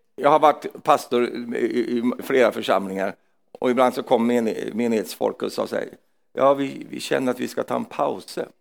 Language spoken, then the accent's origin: Swedish; Sweden; jag är svensk